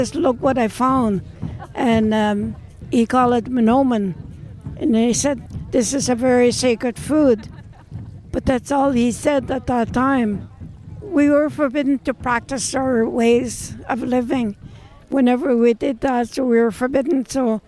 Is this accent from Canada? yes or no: yes; Wikwemikong, Ontario, Canada; moved away; I was formerly born and raised in Wukumakong.